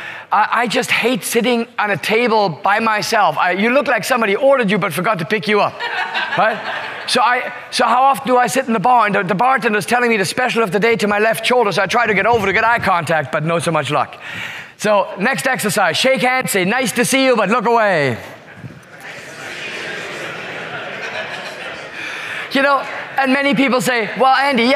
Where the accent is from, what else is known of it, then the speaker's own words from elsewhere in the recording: Singapore; I say, Singapore.